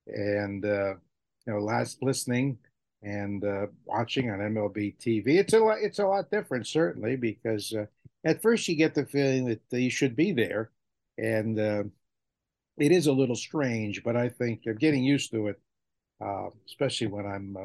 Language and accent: English; New England, United States; I'm from New England